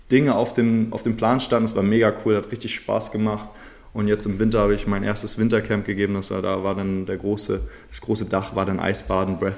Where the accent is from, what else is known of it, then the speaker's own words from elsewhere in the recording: Schleswig-Holstein, Germany; born there; now in Hamburg, Germany; ich bin 27 Jahre alt, gebürtig in Schleswig-Holstein, jetzt wohnhaft in Hamburg.